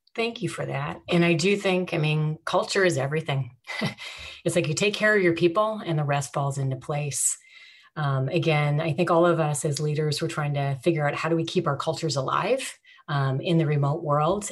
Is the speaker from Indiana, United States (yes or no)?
no; St. Paul, Minnesota, United States; moved away as an adult; also born or lived in Honolulu, Hawaii; growing up in St. Paul um, was fantastic